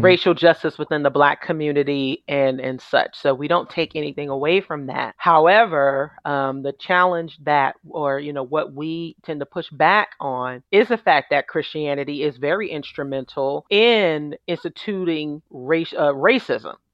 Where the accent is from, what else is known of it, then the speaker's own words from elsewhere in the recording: New York City, New York, United States; I'm originally from New York City, born and raised